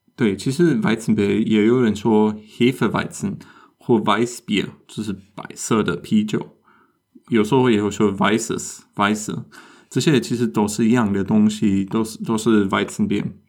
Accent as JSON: {"language": "Chinese", "country": "Germany", "said": "我们德国人去意大利餐厅也常常会做"}